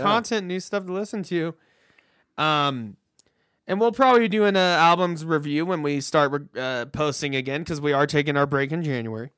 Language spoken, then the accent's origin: English; Tulsa, Oklahoma, United States; my hometown